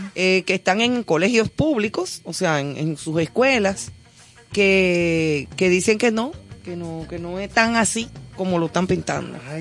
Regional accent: Dominican Republic; como dominicanos

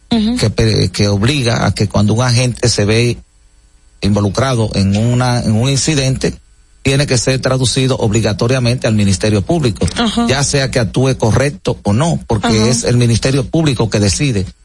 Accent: Santo Domingo, Distrito Nacional, Dominican Republic; vengo de un barrio de San Carlos, de un patio, parte atrás.

